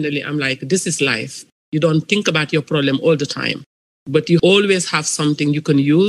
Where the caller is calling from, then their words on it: Los Angeles, California, United States; I'm calling from Los Angeles, California.